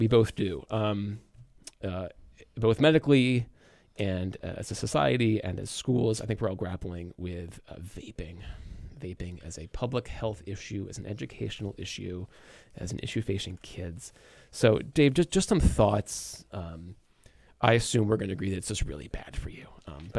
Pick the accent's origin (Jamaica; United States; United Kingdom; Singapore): United States; Belmont, Massachusetts; I grew up in Belmont, and Belmont Watertown is one of the major centers of Armenian population in North America